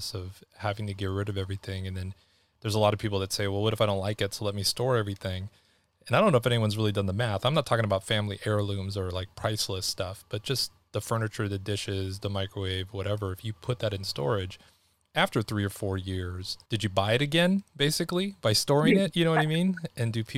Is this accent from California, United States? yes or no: yes; Los Angeles, California, United States; moved away as an adult; also born or lived in Seattle / Boston / New York / Germany; we got back into Los Angeles when I was like 5 or 6. And then I left Los Angeles at like 46. So I spent about 40 years in Southern California.